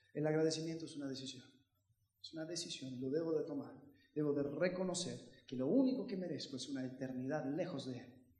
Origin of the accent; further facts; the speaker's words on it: United States; Yo crecí en Estados Unidos